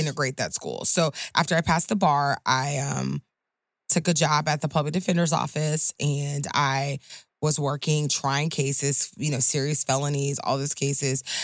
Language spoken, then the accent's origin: English; Clearwater, Florida, United States; born and raised in Florida, born and raised in South, and very proud of that fact